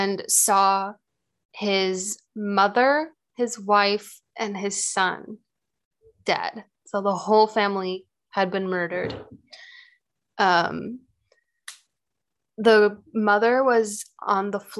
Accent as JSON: {"language": "English", "country": "United States", "said": "I'm American"}